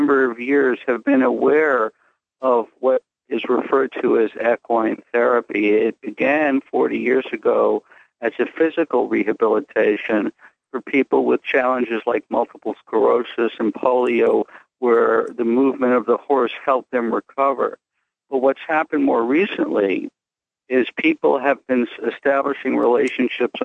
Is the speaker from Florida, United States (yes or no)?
no; New York City, New York, United States; I was born and raised in Greenwich Village, New York